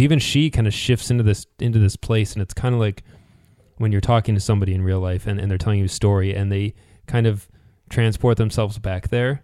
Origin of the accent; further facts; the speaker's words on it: United States; as an American